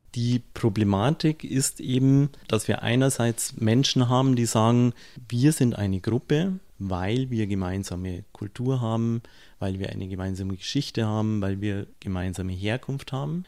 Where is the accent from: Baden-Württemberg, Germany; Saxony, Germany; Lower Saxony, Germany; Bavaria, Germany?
Bavaria, Germany; Munich; Wenn ich als Münchner in Rosenheim bin, werde ich mich höchstwahrscheinlich erstmal als Münchner bezeichnen